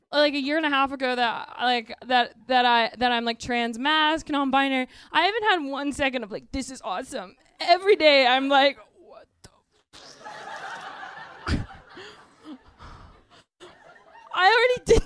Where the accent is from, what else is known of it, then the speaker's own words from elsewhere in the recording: Midwest, United States; I grew up in the Midwest